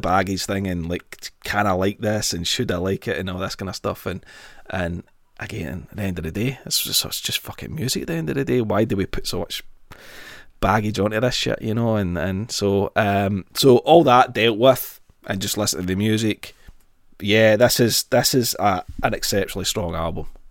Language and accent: English; Glasgow, Scotland, United Kingdom; born or raised there